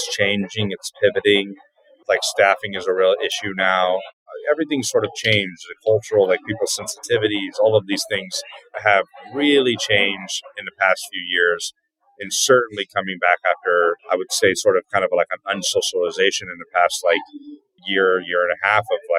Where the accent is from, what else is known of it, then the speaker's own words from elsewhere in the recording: Northern California, United States; moved away as an adult; now in Los Angeles, United States; I'm a chef from Northern California.